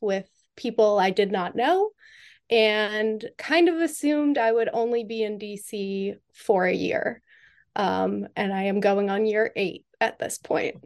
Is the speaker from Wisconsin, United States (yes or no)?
no; Western Massachusetts, United States; moved away as an adult; now in Washington, D.C., United States; I am from Western Massachusetts, not Boston